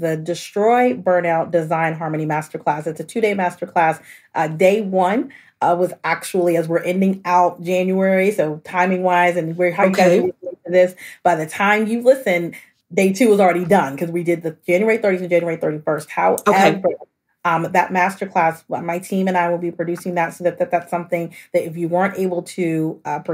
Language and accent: English; Austin, Texas, United States; I'm originally from Austin, Texas